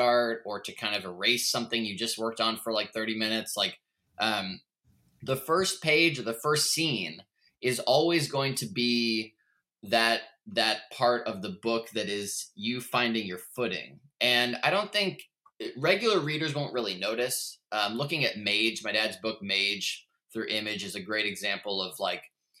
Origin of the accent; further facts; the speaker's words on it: Portland, Oregon, United States; also born or lived in New York; Growing up in Portland and Oregon